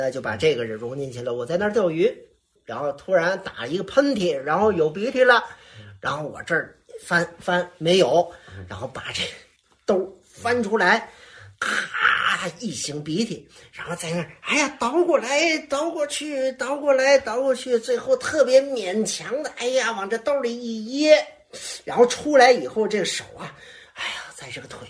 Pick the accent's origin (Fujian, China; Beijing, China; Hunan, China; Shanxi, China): Fujian, China; accent: Fujian; 所有的人都说这怎么招了一个这个这这个这个福建的小结巴啊？这怎么说相声啊？实际上是什么呢？实际上是当时我为了改我的口音